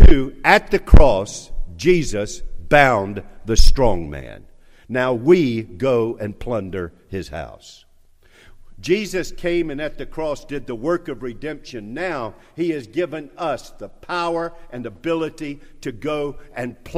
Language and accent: English; North Charleston, South Carolina, United States; accent: North Charleston; my North Charleston accent